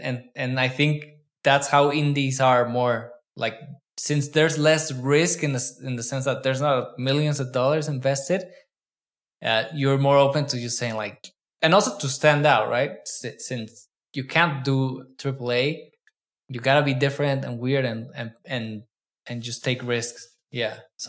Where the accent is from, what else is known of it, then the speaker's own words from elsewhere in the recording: Mexico; I'm like, no, I'm Mexican too.